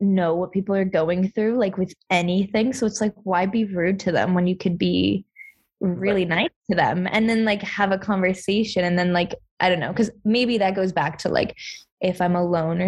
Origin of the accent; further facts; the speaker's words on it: United States; accent: American; moved away as an adult; obviously I'm American